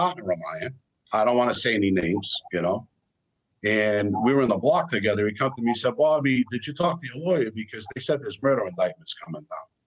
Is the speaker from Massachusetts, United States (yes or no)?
yes; Boston, Massachusetts, United States; my father was a gangster. I grew up with gangsters in Boston all my life.